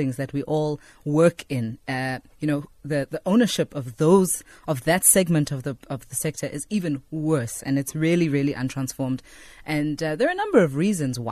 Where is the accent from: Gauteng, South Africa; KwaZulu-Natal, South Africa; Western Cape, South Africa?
Gauteng, South Africa; Johannesburg; I'm a Gauteng Joburg native. I was born in the CBD